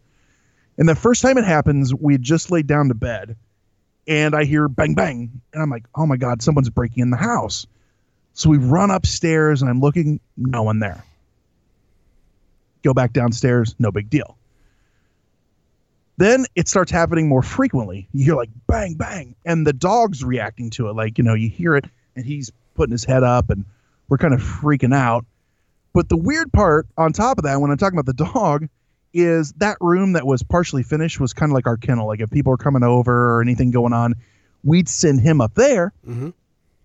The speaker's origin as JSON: {"language": "English", "region": "Central Illinois", "country": "United States", "said": "I am from Central Illinois"}